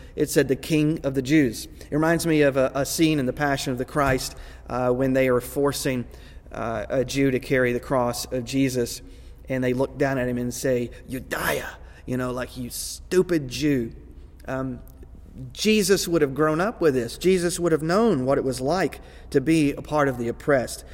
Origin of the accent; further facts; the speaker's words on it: Texas, United States; I grew up in Texas, I grew up in the South